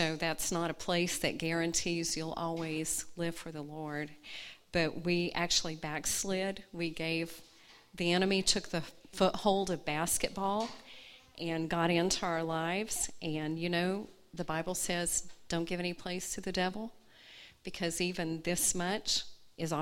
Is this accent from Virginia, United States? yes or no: no; Atlanta, Georgia, United States; moved away as an adult; also born or lived in Gadsden, Alabama; now in Mojave Desert, Southern California, United States; I was born in Gadsden, Alabama, and but I grew up in Atlanta. From the time I was 2 years old until I was 40, Atlanta was my home